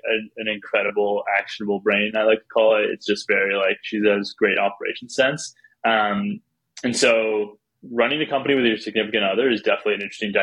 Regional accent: Canada; So I'm from Canada.

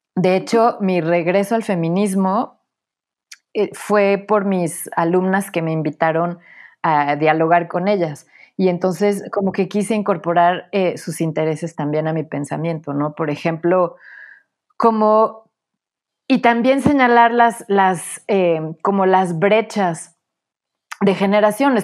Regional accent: Puebla, Mexico; moved away as an adult; also born or lived in Mexico City; Nací en la Ciudad de México, crecí en Puebla

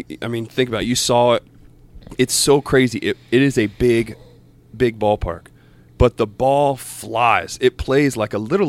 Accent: Columbus, Ohio, United States; Columbus, Ohio. And I'm not a Buckeye fan.

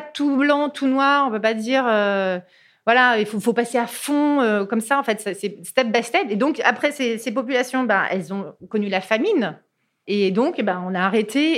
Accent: Cantal, Aurillac, Auvergne-Rhône-Alpes, France; je suis originaire d'Auvergne, du Cantal

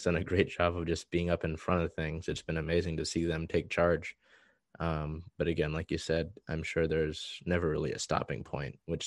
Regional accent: East Coast, United States; moved away; We come from the East Coast

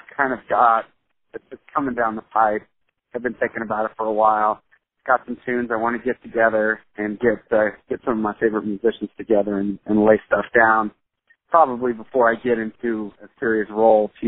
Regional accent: Olathe, Kansas, United States; I was raised in Olathe, Kansas. I'm a product of the Olathe School District.

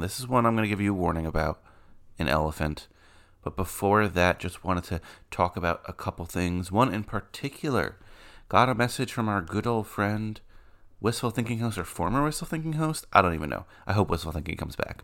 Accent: New York City, New York, United States; I was born in Flushing

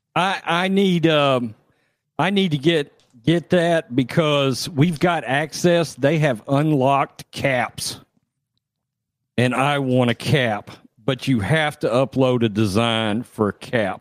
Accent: Texas, United States; I'm from Texas

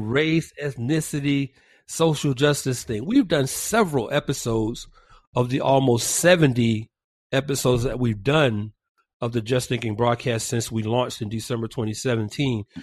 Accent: Georgia, United States; now in California, United States; back in my home state of Georgia

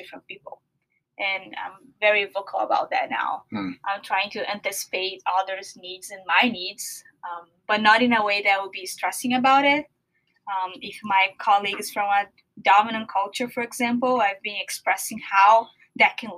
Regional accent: São Paulo, Brazil; now in Seattle, United States; I'm from Brazil

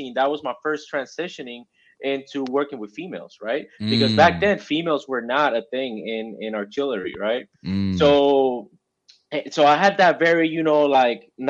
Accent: Mayagüez, Puerto Rico; moved away as an adult; now in Camp Pendleton, United States; I'm originally from Mayagüez, Puerto Rico. That's a little spot on the west side of Puerto Rico. Born, raised, recruited, and recruited in Puerto Rico

